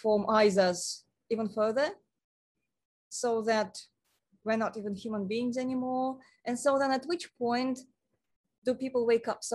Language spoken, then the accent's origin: English; Moscow, Russia; moved away; I come from Moscow.